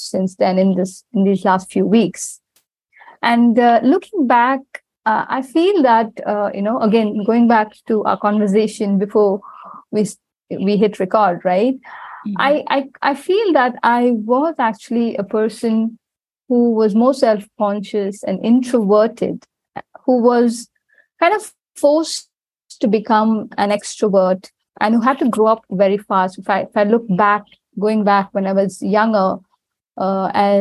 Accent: Chennai, Tamil Nadu, India; now in Dubai, United Arab Emirates; I live in the UAE, but I was born and raised in India

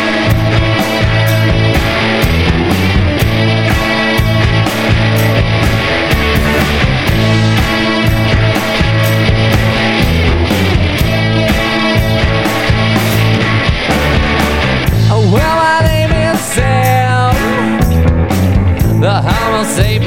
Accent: Arkansas, United States; I'm just from Arkansas

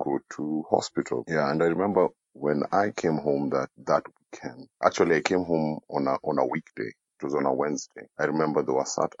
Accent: Nairobi, Kenya; I come from Nairobi, Kenya

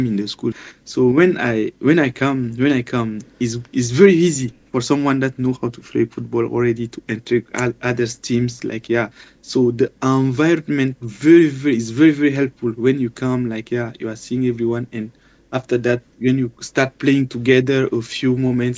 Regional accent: Chad; now in China; we come from Africa

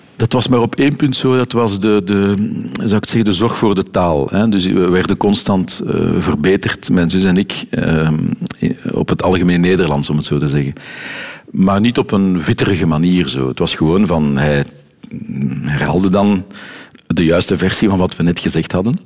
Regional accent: Brussels, Brussels-Capital Region, Belgium; accent: Brusselse R; first language Dutch; Je hoort mijn Brusselse R daar, eh, af en toe nog eens goed tussen

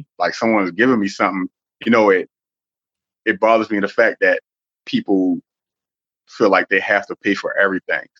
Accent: Baltimore, Maryland, United States; also born or lived in New York; growing up in Baltimore City

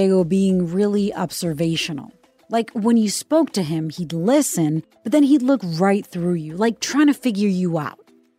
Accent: Puerto Rico; I'm a CBS News correspondent born and raised in Puerto Rico, the cradle of reggaeton.

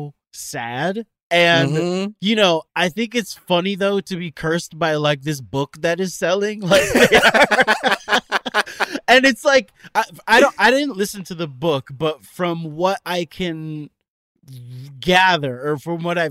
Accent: Miami, Florida, United States; I am from Miami, Florida.

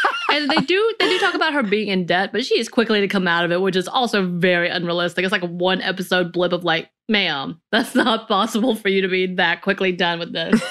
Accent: the South, United States; growing up in the Southern culture, very religious culture

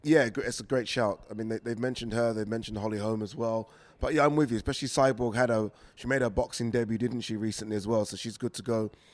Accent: United Kingdom; we as British fight fans

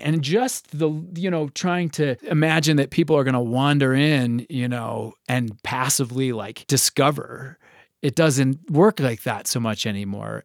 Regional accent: Chicago, Illinois, United States; now in Colorado, United States; I was from Chicago

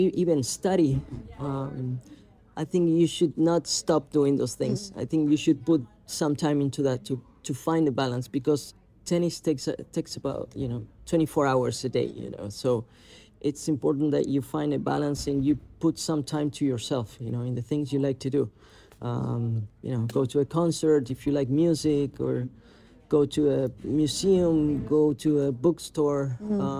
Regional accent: Argentina; when I started to become more popular in my home country in Argentina

